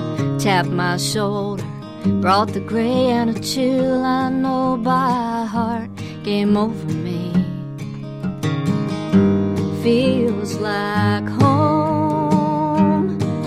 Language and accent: English; western Pennsylvania, United States; moved away; I'm from Pennsylvania, western Pennsylvania